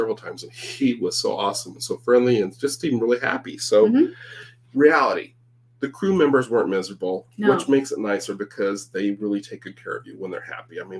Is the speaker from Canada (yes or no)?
yes; Canada; I'm from Canada. It's not that different, you know?